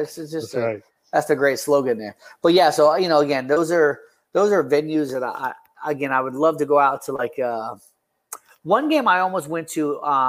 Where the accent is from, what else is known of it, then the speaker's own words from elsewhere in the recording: Rochester, New York, United States; I'm from Rochester, man, so I'm about an hour and a half out of there.